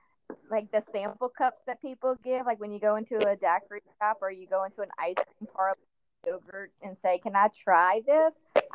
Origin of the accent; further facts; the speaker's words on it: Louisiana, United States; I'm from Louisiana